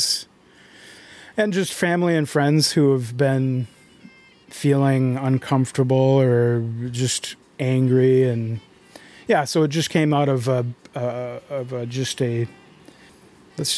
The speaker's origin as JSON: {"language": "English", "town": "Arcadia", "region": "Wisconsin", "country": "United States", "tie": "born or raised there", "also_born_or_lived": "St. Paul, Minnesota", "moved": "as an adult", "said": "Grew up in Arcadia, so I came back to the area recently"}